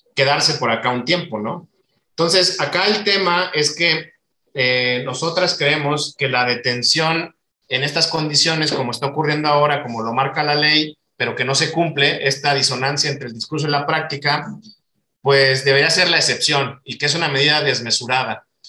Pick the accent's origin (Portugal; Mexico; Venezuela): Mexico; como mexicano me duele ver las condiciones que están